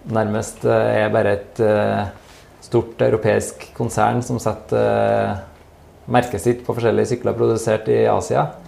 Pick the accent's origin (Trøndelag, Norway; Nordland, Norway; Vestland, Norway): Trøndelag, Norway; Steinkjer; så kommer jeg fra Steinkjer sjøl